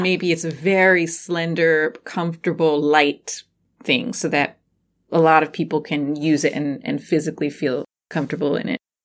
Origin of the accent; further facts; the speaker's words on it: New Jersey, United States; I grew up in Jersey and at Six Flags Great Adventure. That was our local Six Flags Great Adventure.